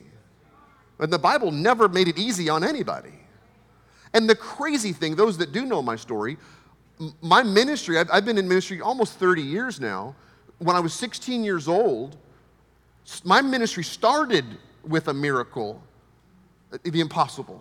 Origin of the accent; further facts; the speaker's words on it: United States; from America